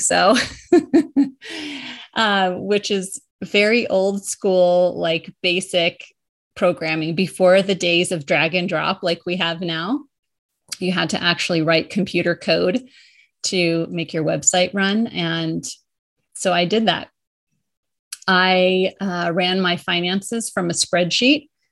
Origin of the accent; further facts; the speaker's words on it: Colorado, United States; moved away as an adult; also born or lived in New York area; I moved from New, the New York area back to my home state of Colorado.